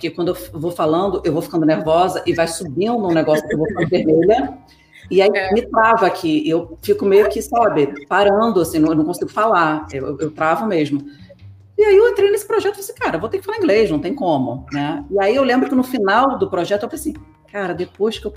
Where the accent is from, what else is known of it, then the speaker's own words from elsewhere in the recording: United States; eu nasci nos Estados Unidos, eu sou americana.